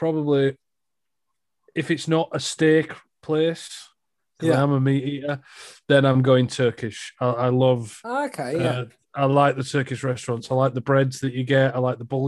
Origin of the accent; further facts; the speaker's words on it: United Kingdom; I am British